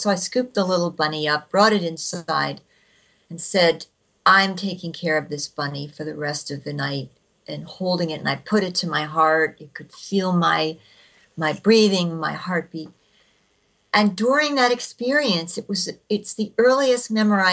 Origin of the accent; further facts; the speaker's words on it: New Jersey, United States; I grew up in New Jersey